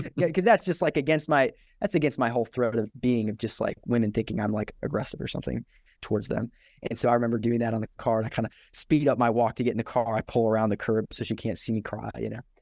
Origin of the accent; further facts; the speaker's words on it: Johnson City, Tennessee, United States; also born or lived in Scotland; now in Knoxville, United States; I am from Johnson City, Tennessee, originally, uh, born in Scotland